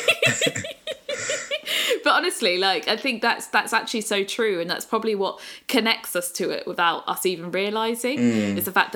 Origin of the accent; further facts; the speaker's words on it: Brighton, South East England, United Kingdom; I've always loved growing up in Brighton